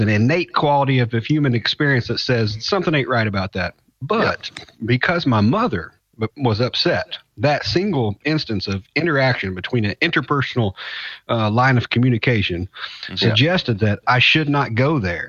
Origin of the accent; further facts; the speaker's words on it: Louisville, Kentucky, United States; Yeah, I'm from Louisville, Kentucky area.